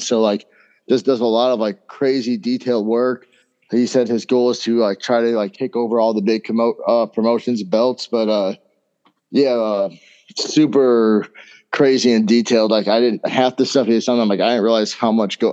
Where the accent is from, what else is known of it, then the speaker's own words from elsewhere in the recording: Indiana, United States; moved away as an adult; now in Wisconsin, United States; I'm from Indiana, so I moved out to Wisconsin